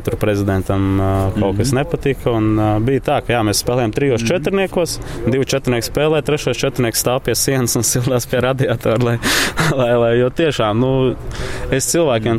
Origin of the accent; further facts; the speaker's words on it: Latvia; now in Odesa, Ukraine; mēs esam trīs latvieši